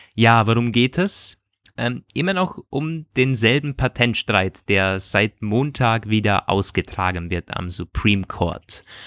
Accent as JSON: {"language": "German", "region": "Vorarlberg", "country": "Austria", "moved": "yes", "said": "ich komme aus dem Bundesland Vorarlberg"}